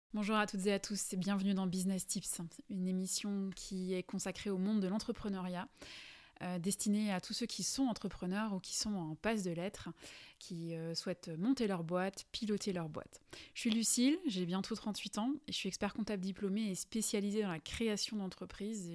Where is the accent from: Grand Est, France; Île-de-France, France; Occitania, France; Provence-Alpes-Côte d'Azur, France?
Grand Est, France; Alsace; accent: Alsatian; je suis alsacienne et je pense que ça doit s'entendre